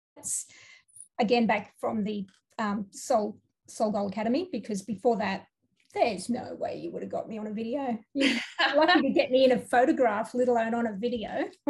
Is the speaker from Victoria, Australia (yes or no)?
no; Townsville, Queensland, Australia; I'm from Townsville